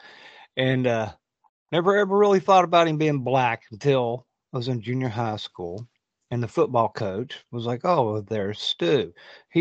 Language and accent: English; West Virginia, United States; I am from West Virginia